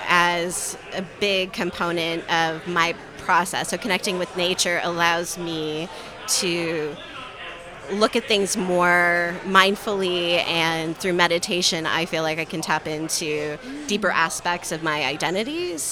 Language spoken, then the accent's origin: English; Toronto, Ontario, Canada; moved away as an adult; also born or lived in Kitchener-Waterloo region, Ontario; now in Kitchener, Canada; So Toronto is my hometown. Okay. Yeah. I was born and raised in Scarborough.